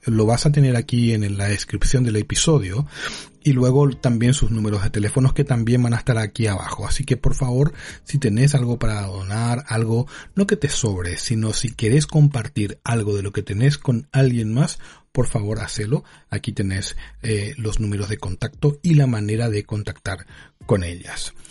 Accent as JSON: {"language": "Spanish", "country": "Paraguay", "said": "en Paraguay, en mi país"}